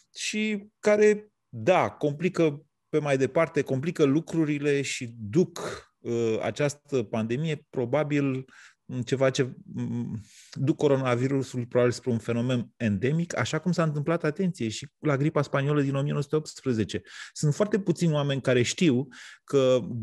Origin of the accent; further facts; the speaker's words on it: Romania; noi românii